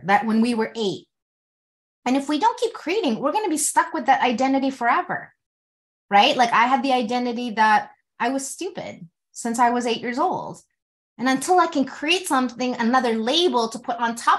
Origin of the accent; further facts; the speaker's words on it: Canada; my mom came to Canada 2 years before I was born